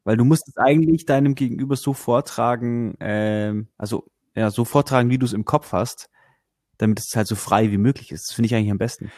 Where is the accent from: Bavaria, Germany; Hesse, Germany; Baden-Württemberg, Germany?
Bavaria, Germany; bei uns in Bayern